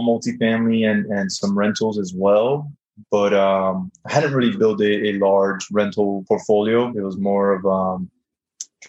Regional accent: South Florida, United States; moved away as an adult; now in Dallas, United States; I'm originally from South Florida, and now I live in Dallas

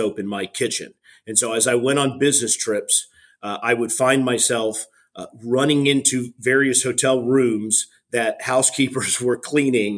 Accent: South Florida, United States; I'm originally from South Florida

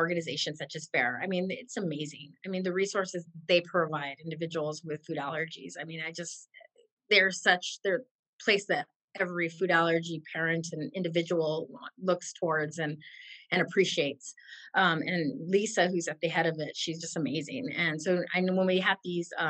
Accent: California, United States; I'm from California

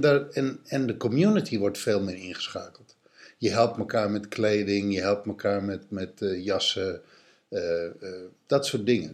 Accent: Texel, North Holland, Netherlands; Ik, ik ben opgegroeid op Texel

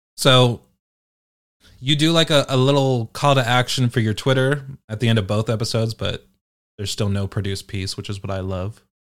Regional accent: United Kingdom; I'm British

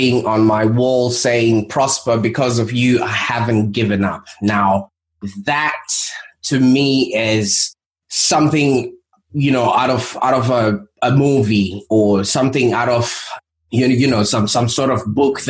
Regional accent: Zimbabwe; moved away; I was born in Zimbabwe

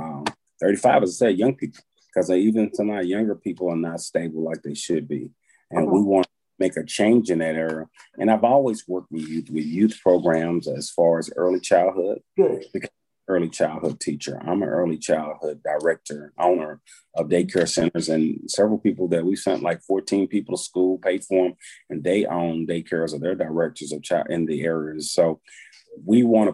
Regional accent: Dallas, Texas, United States; I'm from Dallas.

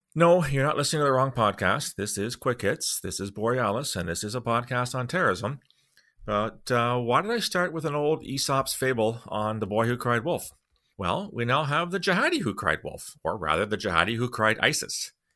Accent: Canada; as a Canadian taxpayer

